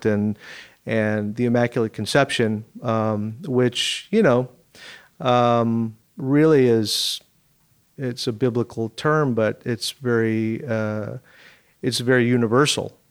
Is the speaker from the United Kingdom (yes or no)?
no; Seattle, Washington, United States; I grew up in Seattle.